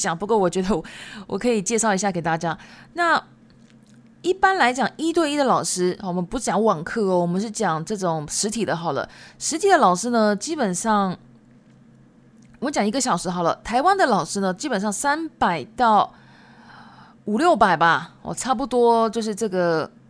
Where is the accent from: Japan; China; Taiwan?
Japan; first language Japanese and Chinese; 因为我自己本身是日籍，但是我中文讲的很好，因为中日文都是我的母语。